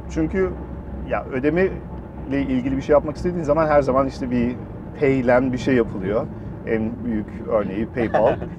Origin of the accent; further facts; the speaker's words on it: Germany; moved away as an adult; now in Turkey; bütün hayatım aslında Almanya'da doğdum, büyüdüm.